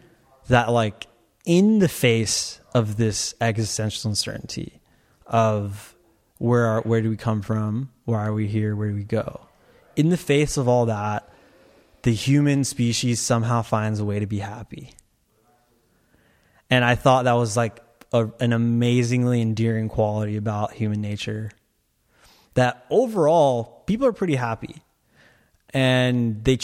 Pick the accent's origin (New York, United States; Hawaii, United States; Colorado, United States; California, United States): California, United States; Torrance; I was born in Torrance